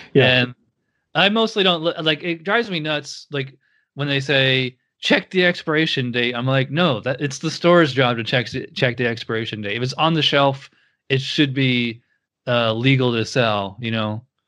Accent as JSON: {"language": "English", "town": "Schenectady", "region": "New York", "country": "United States", "said": "I'm from Schenectady, so I'm right on the other side of the line"}